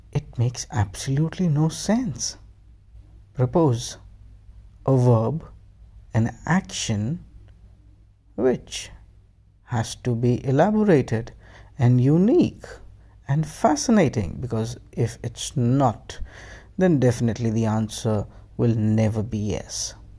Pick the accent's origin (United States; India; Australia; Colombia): India; I'm an Indian. I love my country and I love my language.